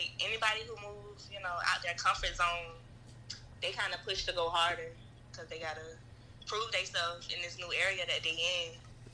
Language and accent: English; Savannah, Georgia, United States; moved away as an adult; now in Atlanta, United States; I live in Atlanta, but I'm from Savannah